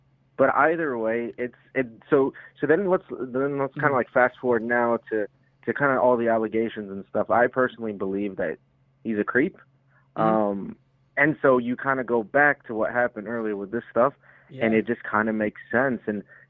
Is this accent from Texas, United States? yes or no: yes; Houston, Texas, United States; so I'm from Houston, so I'm not a Texans fan.